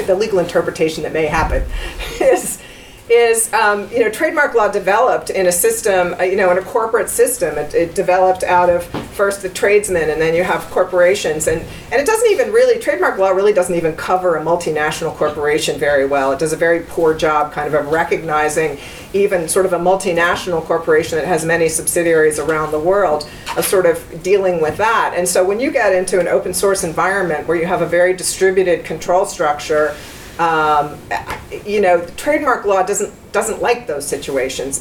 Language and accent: English; United States; I'm an American